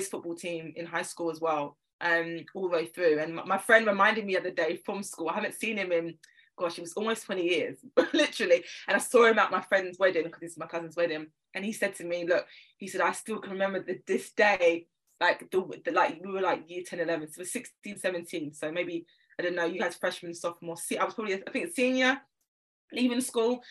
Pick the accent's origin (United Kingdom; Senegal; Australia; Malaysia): United Kingdom; London; I'm from South London, so any Londoner you'll know in the UK, specific areas are very important to mention because we are all very different. I live in North London now, but I'm a South Londoner at heart